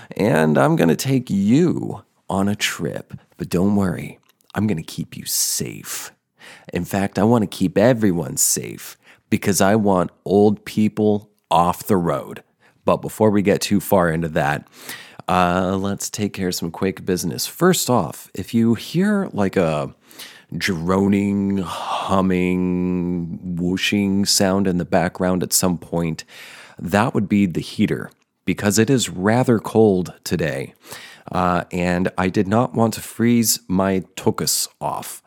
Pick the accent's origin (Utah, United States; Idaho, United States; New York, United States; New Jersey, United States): New Jersey, United States; central; also born or lived in Denver, Colorado; I'm originally from Colorado, from Denver area. And when I was six, I moved with my parents to central New Jersey.